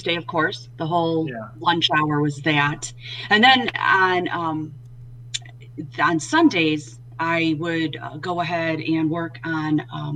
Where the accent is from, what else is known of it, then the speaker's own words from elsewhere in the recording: Detroit, Michigan, United States; moved away as an adult; I made my way back up to my hometown of Detroit